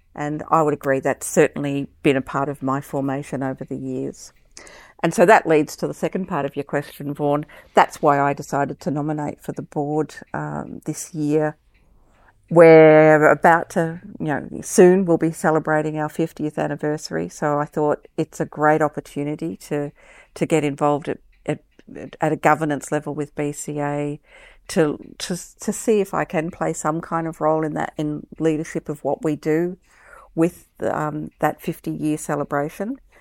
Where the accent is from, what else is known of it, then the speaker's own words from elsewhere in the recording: Melbourne, Victoria, Australia; also born or lived in Brisbane; I was born in in Melbourne and I, I live in Melbourne now, I also spent a little bit of time when I was young in Brisbane